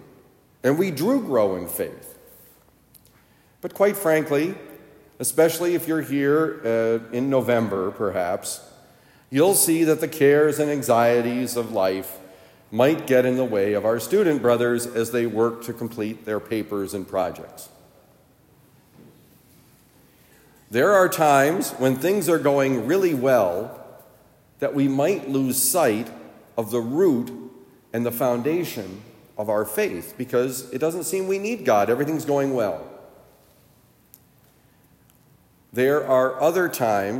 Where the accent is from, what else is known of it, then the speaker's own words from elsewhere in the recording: Vermont, United States; I grew up in Vermont